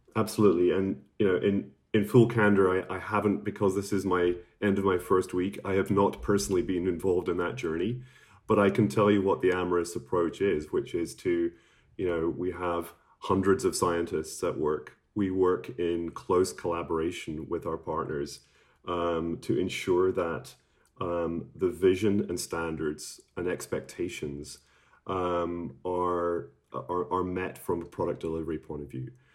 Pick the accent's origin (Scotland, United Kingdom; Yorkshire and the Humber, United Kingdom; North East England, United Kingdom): Scotland, United Kingdom; I'm from Scotland